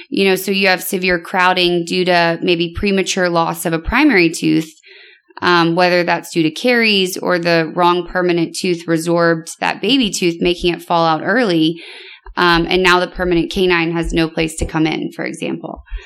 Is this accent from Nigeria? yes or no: no; Louisiana, United States; moved away as an adult; also born or lived in Connecticut; now in Houston, United States; I'm from Louisiana originally